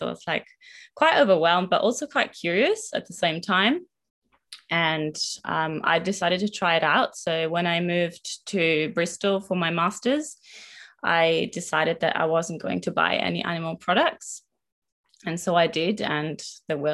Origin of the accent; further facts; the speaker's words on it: northern Italy, Italy; moved away as an adult; now in Melbourne, Australia; I'm originally from Northern Italy and have moved to Melbourne in 2019 with my partner Winter.